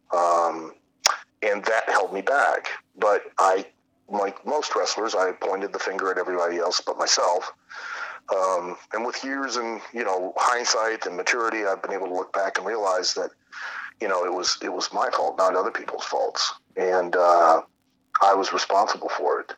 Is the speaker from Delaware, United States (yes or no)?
no; Lima, Ohio, United States; I grew up in Lima, which was probably about three, three and a half hours uh, north, about west of you guys, um, in north. So just south of Toledo, north of Dayton